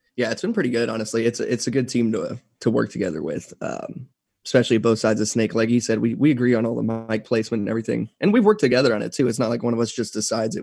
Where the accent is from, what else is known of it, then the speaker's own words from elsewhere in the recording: Texas, United States; also born or lived in San Antonio, Texas; I've been in Texas my whole life, so I grew up here. I was born in San Antonio